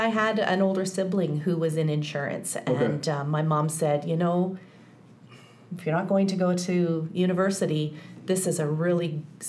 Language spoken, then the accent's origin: English; British Columbia, Canada; I'm born and raised in British Columbia and in Kamloops for the last 14 years